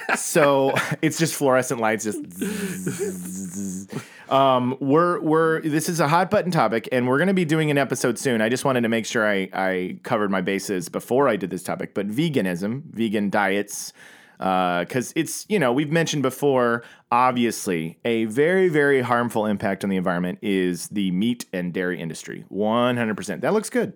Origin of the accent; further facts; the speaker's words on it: Oklahoma, United States; growing up in Oklahoma